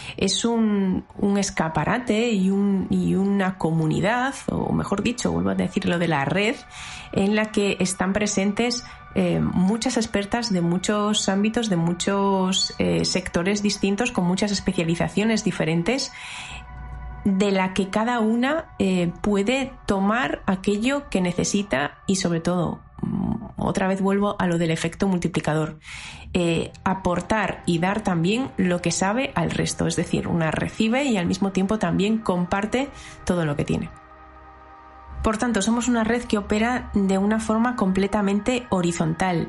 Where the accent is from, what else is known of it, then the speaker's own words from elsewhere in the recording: Galicia, Spain; yo soy gallega y tenía también muchas ganas de que tuviera mucho, mucho que ver con la tierriña